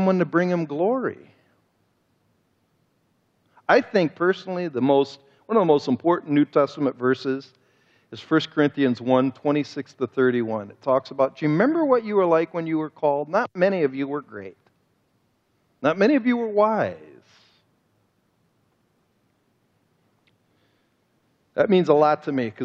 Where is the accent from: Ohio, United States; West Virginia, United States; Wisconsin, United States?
Ohio, United States; Cleveland; I'm from Cleveland, Ohio